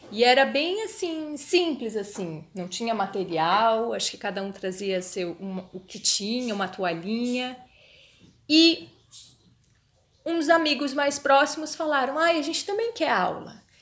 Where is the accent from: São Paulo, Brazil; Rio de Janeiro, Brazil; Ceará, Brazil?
São Paulo, Brazil; moved away as an adult; now in Florianópolis, Brazil; a gente é de São Paulo